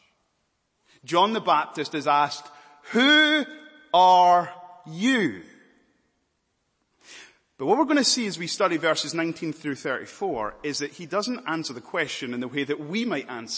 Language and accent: English; Scotland, United Kingdom; also born or lived in Malawi; now in London, United Kingdom; I was born in Malawi, but I'm from Scotland. And I'm now living in London